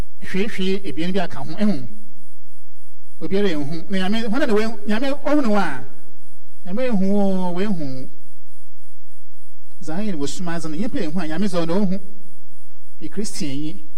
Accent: Nigeria; Hey, I'm so from Nigeria.

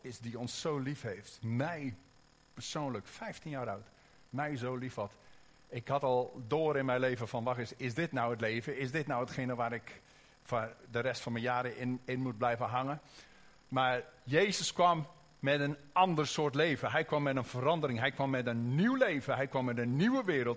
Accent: Oosterhout, North Brabant, Netherlands; accent: Brabants (Hollands-Brabants); Wij komen uit Oosterhout, dus af en toe komt er misschien een beetje Brabants doorheen.

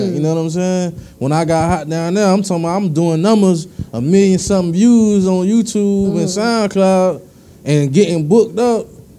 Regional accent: South Miami-Dade, Florida, United States; I'm from down south, man. So down south, like it be different. You know, I travel a lot, so you know, I'm from the Ranger, right?

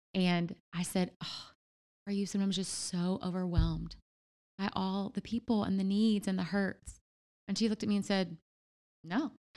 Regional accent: Louisiana, United States; also born or lived in Memphis; now in Ohio, United States; I'm originally from Louisiana

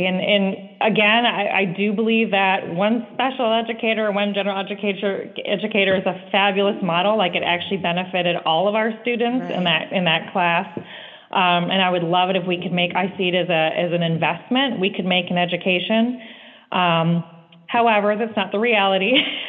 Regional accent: California, United States; She came from Washington, the state of Washington, and I came from California

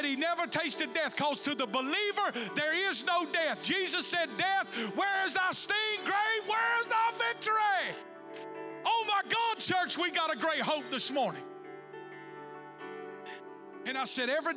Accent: the South, United States; growing up in the South

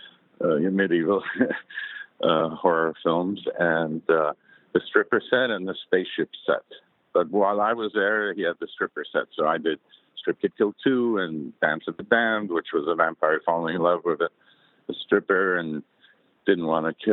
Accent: Munich, Bavaria, Germany; moved away; I grew up in Munich, so I was exposed also to the Germans

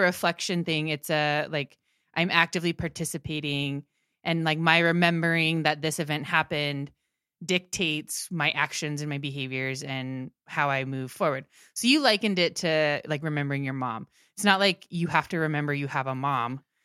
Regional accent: Maryland, United States; one of the churches where, that we went to when I grew up in Maryland

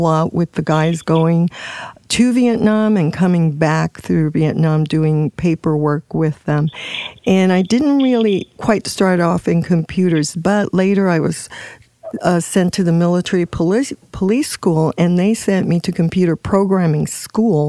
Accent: Puerto Rico; moved away as an adult; I'm from Puerto Rico

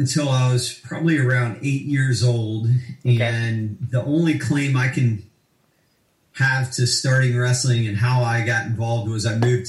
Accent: Arkansas City, Kansas, United States; also born or lived in London / Houston; I was born in London, lived there for about 5.5 years. And then we moved to Houston, lived there for a couple years, and moved to Kansas when I was, I guess, eight years old or about.

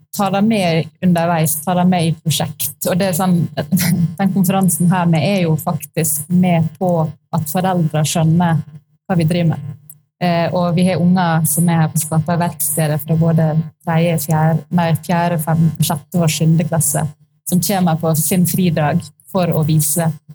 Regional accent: Sunnmøre, Møre og Romsdal, Norway; moved away; jeg er sunnmøring, så jeg er oppvokst midt i eh, skibomsmiljøet

